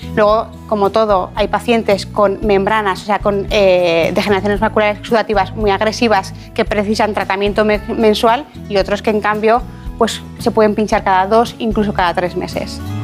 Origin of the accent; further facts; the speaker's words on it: Ejea de los Caballeros, Aragon, Spain; also born or lived in Zaragoza; yo nací en Zaragoza, pero soy de un pueblo que se llama Ejea de los Caballeros